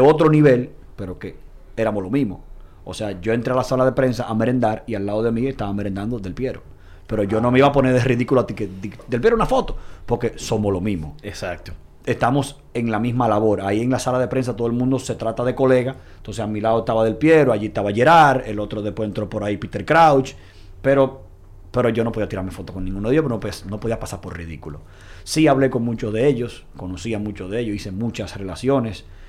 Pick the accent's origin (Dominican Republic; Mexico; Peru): Dominican Republic; yo soy un dominicano de pura cepa. Mm. Nací un 12 de marzo a las 9 de la mañana en la clínica UCE de la República Dominicana